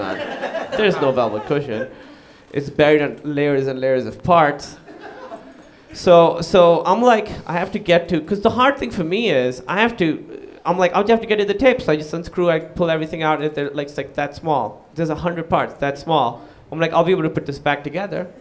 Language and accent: English; Pakistan; moved away; I moved away from Pakistan